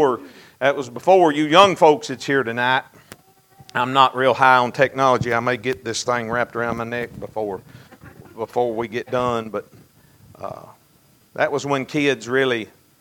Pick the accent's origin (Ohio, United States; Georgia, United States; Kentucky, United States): Kentucky, United States; Fountain Run; now in Monroe County, United States; I was raised in the Fountain Run community. I was on the Barron County side, but we went to church at Fountain Run, so I knew all of those Monroe County boys from Fountain Run